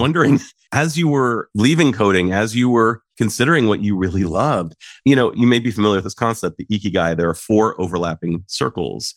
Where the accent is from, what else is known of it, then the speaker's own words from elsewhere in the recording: Saratoga, California, United States; You and I come from, in many ways, the same place, Saratoga, California